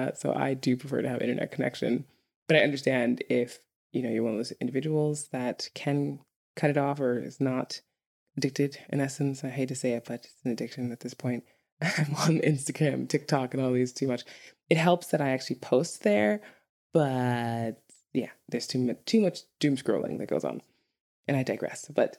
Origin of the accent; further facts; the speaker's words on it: New York, United States; if you're from any urban area in the United States, like New York, I'm from New York, but like California or something, you would laugh at Icelandic traffic.